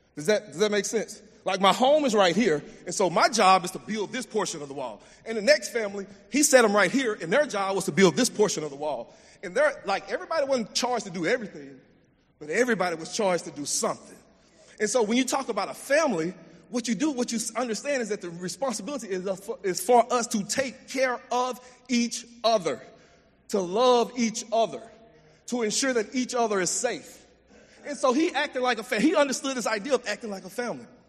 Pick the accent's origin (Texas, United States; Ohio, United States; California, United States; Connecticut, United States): Texas, United States; Jasper; I grew up in East Texas and in Jasper